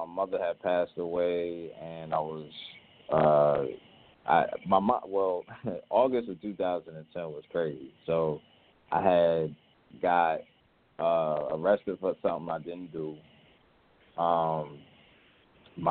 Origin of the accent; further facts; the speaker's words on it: Charlotte, North Carolina, United States; moved away as an adult; now in Los Angeles, United States; I've been living in L.A. for the last year, though I'm originally from Charlotte.